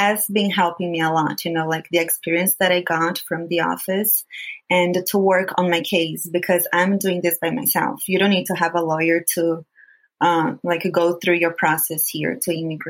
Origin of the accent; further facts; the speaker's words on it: Brazil; first language Portuguese; English is a second language; moved away as an adult; now in United States; I am Brazilian and I live here in the U.S.